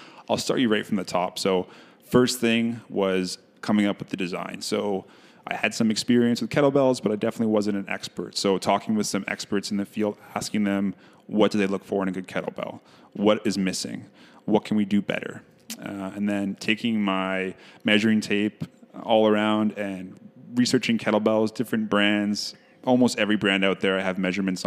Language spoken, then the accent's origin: English; Ottawa, Ontario, Canada; moved away as an adult; now in Winnipeg, Canada; So I grew up in Ottawa, Ontario. I recently moved to Winnipeg about 3 years ago